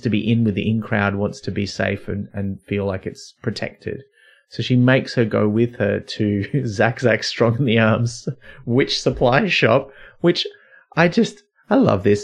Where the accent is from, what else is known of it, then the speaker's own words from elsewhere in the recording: near Byron Bay, New South Wales, Australia; I grew up near Byron Bay.